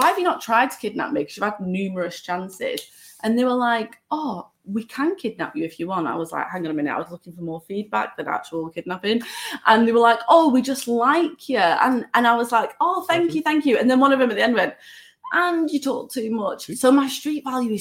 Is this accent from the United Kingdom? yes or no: yes; Manchester, North West England, United Kingdom; accent: Manchester; I'm obviously from Manchester, so I'm from Lancashire